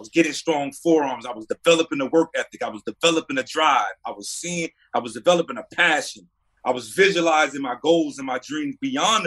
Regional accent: North Carolina, United States; my hometown, representing the state of North Carolina

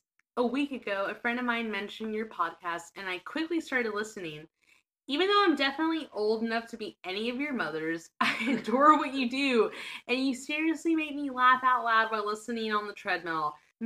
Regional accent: Berkeley, California, United States; I was born and raised in Berkeley and went to the then CCAC, the now CCA in Oakland.

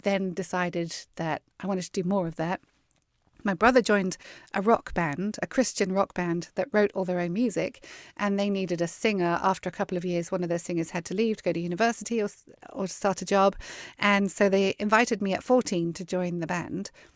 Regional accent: Weymouth, South West England, United Kingdom; now in Texas, United States; I was born and grew up on the south coast of England. in a town called Weymouth

